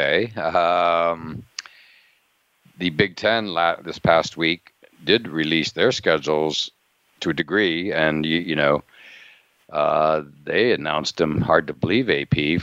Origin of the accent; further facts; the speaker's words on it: Pennsylvania, United States; moved away; I grew up in Pennsylvania